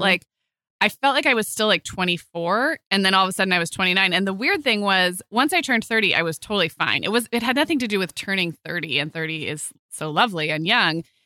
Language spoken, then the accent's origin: English; Santa Barbara, California, United States; moved away; my hometown in Santa Barbara